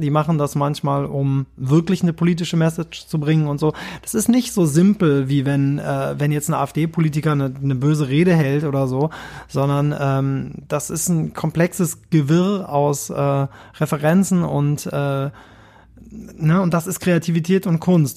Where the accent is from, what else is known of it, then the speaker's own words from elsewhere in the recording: Kirchheim unter Teck, Baden-Württemberg, Germany; Ich komme ja aus Kirchheim unter Tech, das ist so eine Kleinstadt.